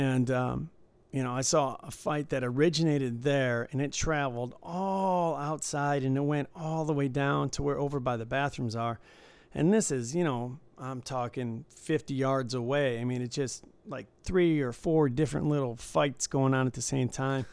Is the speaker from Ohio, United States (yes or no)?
no; Michigan, United States; I grew up in Michigan